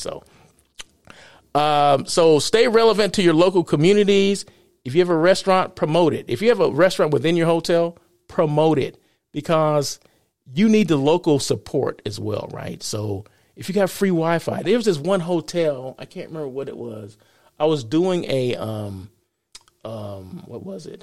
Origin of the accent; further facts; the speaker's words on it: Blythe, California, United States; Blythe is my hometown